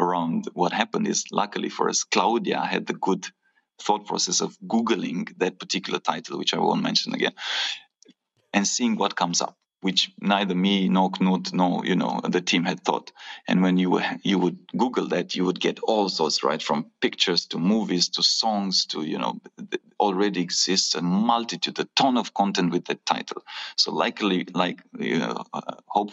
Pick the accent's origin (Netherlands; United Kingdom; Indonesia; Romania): Romania; my home country of Romania